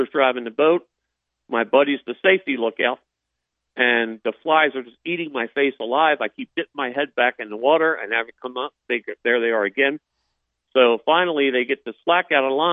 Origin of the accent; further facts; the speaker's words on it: New Jersey, United States; also born or lived in Philadelphia, Pennsylvania; I was born in Philly and raised in South Jersey